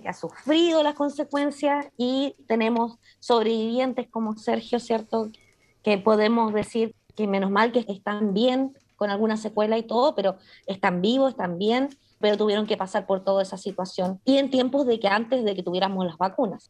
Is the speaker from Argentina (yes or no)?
no; Chile; moved away; soy una chilena migrante, ¿cierto? Viviendo afuera